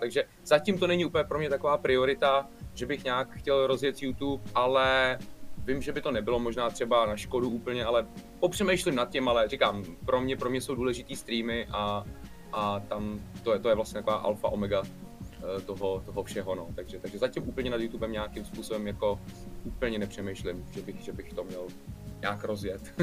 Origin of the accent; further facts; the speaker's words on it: Czechia; Jsme se vrátili sem do Čech